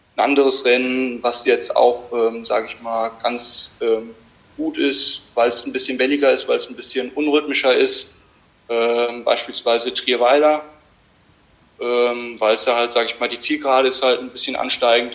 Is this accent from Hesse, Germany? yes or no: yes; Limburg an der Lahn, Hesse, Germany; ich komme aus Limburg